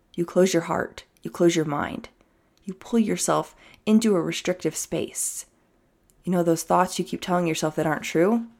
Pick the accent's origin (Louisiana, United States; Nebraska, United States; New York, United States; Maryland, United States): New York, United States; now in California, United States; I'm a New Yorker.